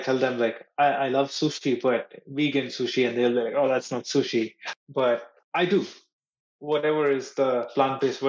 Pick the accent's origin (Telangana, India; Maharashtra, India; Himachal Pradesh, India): Maharashtra, India; Mumbai; moved away; when I was in Mumbai, my hometown